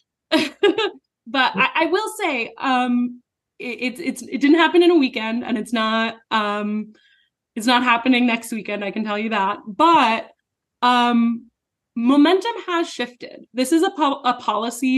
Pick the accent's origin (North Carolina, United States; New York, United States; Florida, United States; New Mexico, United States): New Mexico, United States; I'm from New Mexico